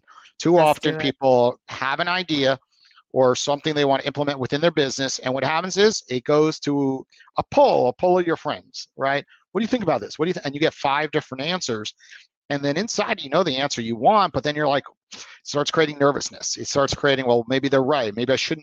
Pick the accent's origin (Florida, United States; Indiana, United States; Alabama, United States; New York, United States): New York, United States; I'm from New York.